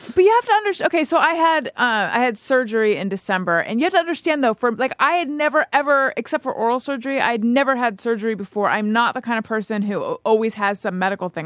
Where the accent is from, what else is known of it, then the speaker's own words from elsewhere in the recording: Orange County, California, United States; I grew up in Orange County